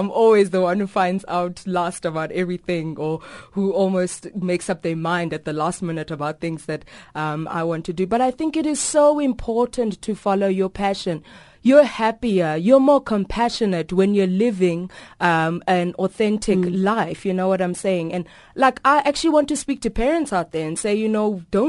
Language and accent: English; South Africa; I am South African